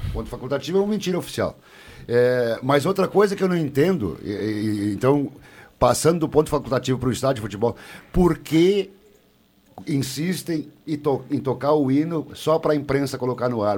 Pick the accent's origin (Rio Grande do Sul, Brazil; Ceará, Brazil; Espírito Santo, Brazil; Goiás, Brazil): Rio Grande do Sul, Brazil; Santa Cruz do Sul; o único nascido em Santa Cruz aqui dessa turma sou eu, nasci no Cerro Alegre Baixo